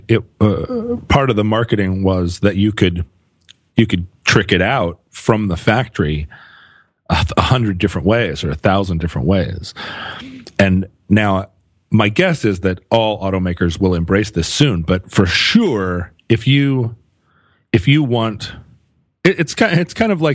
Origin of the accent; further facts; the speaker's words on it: Anchorage, Alaska, United States; My perception growing up in Anchorage was that there were a limitless number of Suburbans